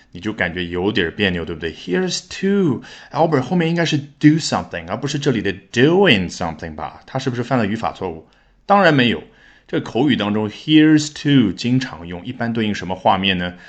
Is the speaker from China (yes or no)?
yes; China; 这样我们中国人更加理解，对不对？